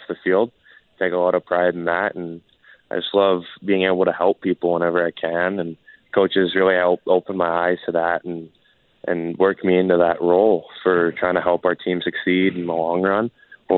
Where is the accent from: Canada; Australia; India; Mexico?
Canada; Edmonton, Alberta; also born or lived in Airdrie, Alberta; I was born in Edmonton, played until I was about 10 or 11 there